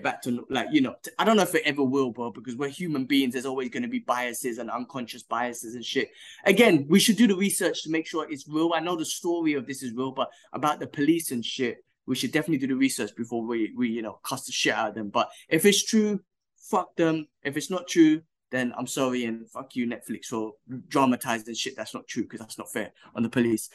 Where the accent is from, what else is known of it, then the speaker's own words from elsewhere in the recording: United Kingdom; moved away; I'm British